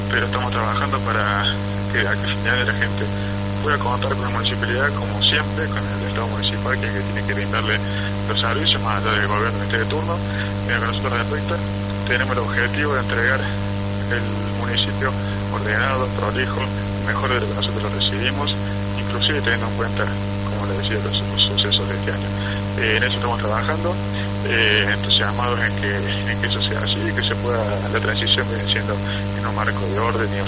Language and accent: Spanish; Villa Allende, Córdoba, Argentina; todos somos vecinos de Villa Allende